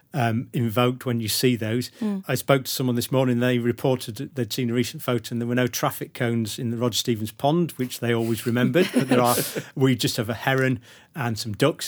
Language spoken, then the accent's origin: English; Sheffield, Yorkshire and the Humber, United Kingdom; now in Leeds, United Kingdom; I was born in Sheffield and it's Yorkshire